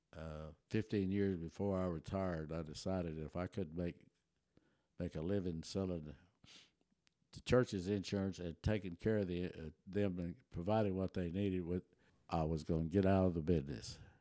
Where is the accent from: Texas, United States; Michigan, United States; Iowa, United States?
Texas, United States; Taylor; born or raised there; first language German; English is a second language; also born or lived in Germany